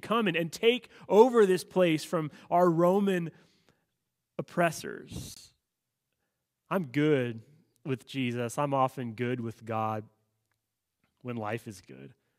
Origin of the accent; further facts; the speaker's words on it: United States; living as an American citizen